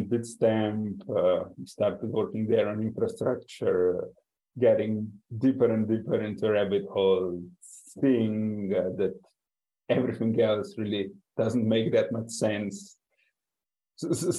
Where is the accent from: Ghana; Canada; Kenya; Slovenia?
Slovenia; I am from Slovenia, but currently escaping the European winter in Mexico.